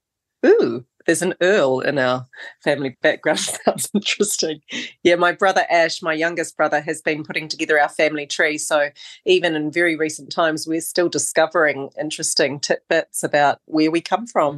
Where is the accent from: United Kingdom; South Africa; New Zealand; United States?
New Zealand; Christchurch, Canterbury; born or raised there; also born or lived in Oamaru, New Zealand / Wellington, New Zealand / Queenstown, New Zealand